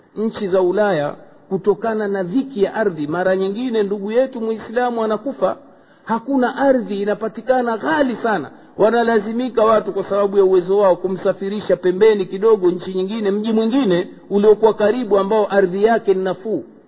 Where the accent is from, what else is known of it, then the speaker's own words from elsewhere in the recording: Tanga, Tanga Region, Tanzania; kule kwetu tanga